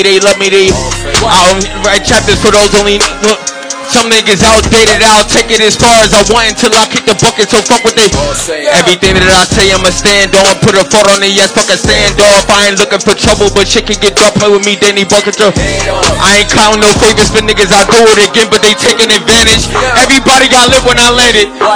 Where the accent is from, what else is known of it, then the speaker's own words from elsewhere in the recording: Montclair, New Jersey, United States; I'm from Montclair, New Jersey.